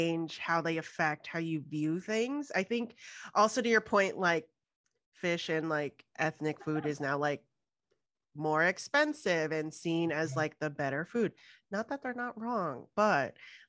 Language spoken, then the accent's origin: English; Houston, Texas, United States; moved away; also born or lived in Boston; I grew up in Houston where like crawfish boils are a thing